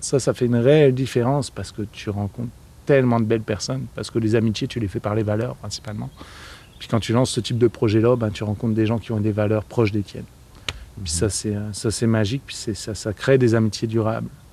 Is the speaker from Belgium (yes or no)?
no; northern France, France; moved away as an adult; also born or lived in Moncton / Montreal; now in Alma, Canada; je suis aussi du nord de la France